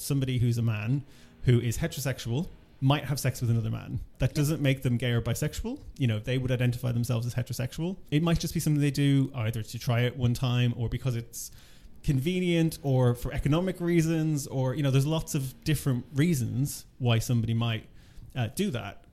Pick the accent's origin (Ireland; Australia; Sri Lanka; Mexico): Ireland; I'm originally from Ireland